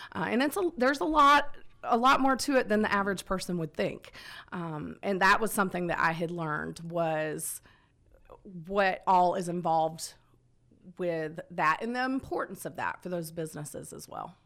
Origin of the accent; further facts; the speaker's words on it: Conyers, Georgia, United States; also born or lived in Marietta, Georgia / Dallas, Georgia; now in Villa Rica, United States; I'm a Georgia girl, born and raised. Uh, I was born in Marietta, grew up out in Conyers